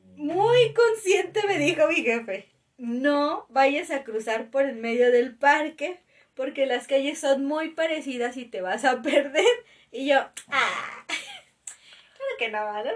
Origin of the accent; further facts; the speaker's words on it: Mexico City, Mexico; nosotros dos nacimos aquí en la ciudad